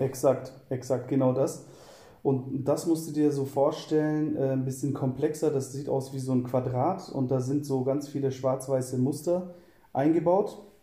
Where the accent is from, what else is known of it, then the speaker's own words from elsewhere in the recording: Southern Germany, Germany; moved away as an adult; also born or lived in Cologne; ich komme eigentlich äh, aus Süddeutschland und ähm, ziehe im Jahr 2014 nach Köln